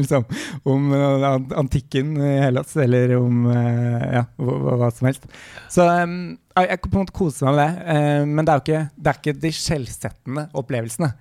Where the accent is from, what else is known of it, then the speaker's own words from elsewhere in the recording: Larvik, Vestfold, Norway; i Larvik, der jeg vokste opp